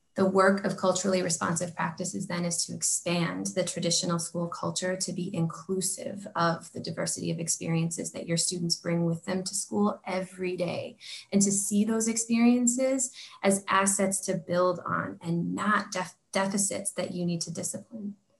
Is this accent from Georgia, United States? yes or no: no; Oregon, United States; As this like white kid growing up in Oregon.